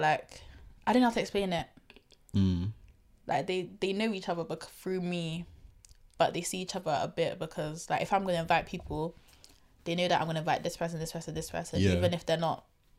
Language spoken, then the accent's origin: English; Bristol, South West England, United Kingdom; I'm from Bristol, I really did have a very cultured upbringing. You get, people think that I'll be like whitewashed or something because I'm not from London or Birmingham.